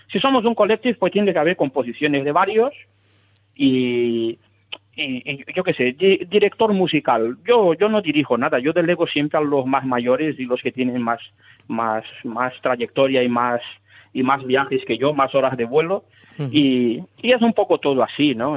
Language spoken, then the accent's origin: Spanish; Salvador, Bahia, Brazil; moved away; yo nací en Salvador de Bahía